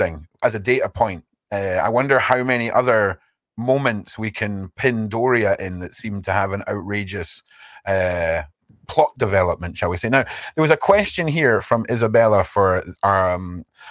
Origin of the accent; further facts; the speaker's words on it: Edinburgh, Scotland, United Kingdom; I'm from Edinburgh